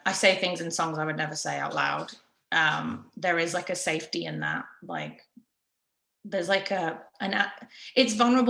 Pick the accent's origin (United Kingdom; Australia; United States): United Kingdom; England; just because I'm English, there's like a little bit of … in like a couple of the songs